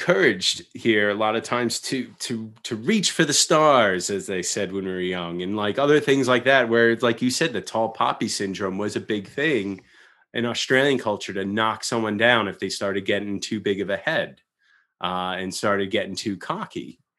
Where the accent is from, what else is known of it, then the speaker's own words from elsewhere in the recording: United States; It's me being very American and dramatic about it.